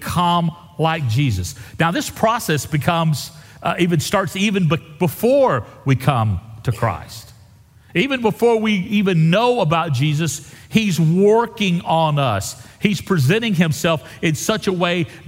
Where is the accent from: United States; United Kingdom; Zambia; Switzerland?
United States; Wimberley, Texas; I'm from Wimberley